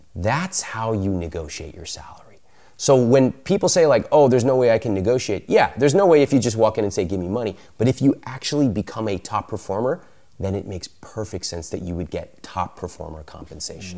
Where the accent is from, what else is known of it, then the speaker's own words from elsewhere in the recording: United States; I grew up in America, but I have a lot of Indian culture around me